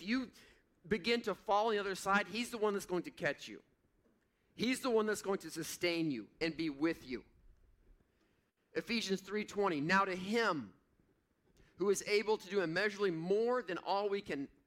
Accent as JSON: {"language": "English", "region": "Missouri", "country": "United States", "tie": "born or raised there", "said": "I grew up in Missouri."}